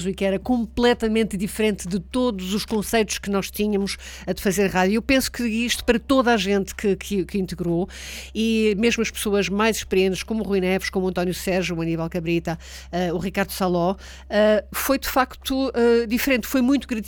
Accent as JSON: {"language": "Portuguese", "country": "Angola", "said": "pois eu também sou de Angola"}